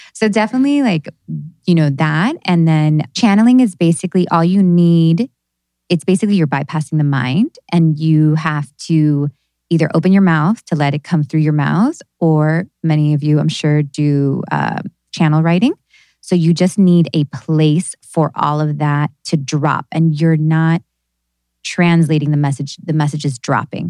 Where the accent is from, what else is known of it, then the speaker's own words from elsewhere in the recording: New Jersey, United States; I was born in New Jersey